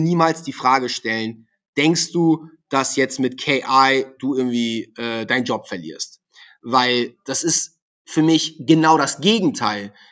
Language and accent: German; Hamburg, Germany; Ich war ein SEO-Experte, ich komme aus Hamburg, war natürlich logisch, dass ich als SEO-Experte da auf Platz 1 will.